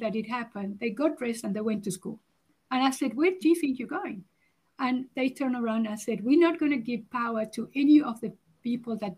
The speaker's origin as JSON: {"language": "English", "country": "Uruguay", "moved": "yes", "lives_now": "South Africa", "said": "I'm originally from Uruguay, so I emigrated to South Africa"}